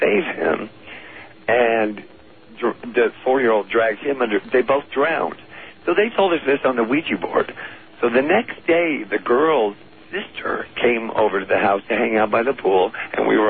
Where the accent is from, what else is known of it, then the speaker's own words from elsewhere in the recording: Los Angeles, California, United States; moved away as an adult; now in San Diego, United States; I am from Hollywood originally